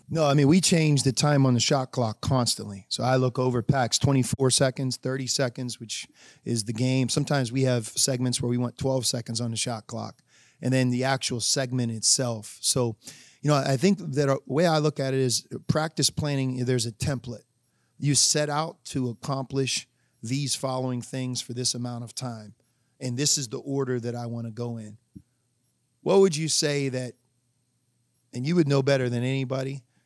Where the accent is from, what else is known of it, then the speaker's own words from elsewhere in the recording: Pittsburgh, Pennsylvania, United States; moved away as an adult; also born or lived in Arizona; now in Cincinnati, United States; I grew up in Pittsburgh